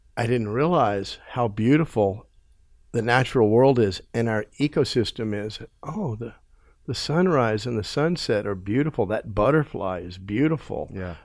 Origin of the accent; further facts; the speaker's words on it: United States; my life growing up in America